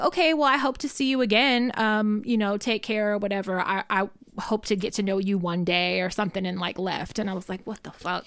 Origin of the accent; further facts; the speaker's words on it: Richmond, United States; I'm from Richmond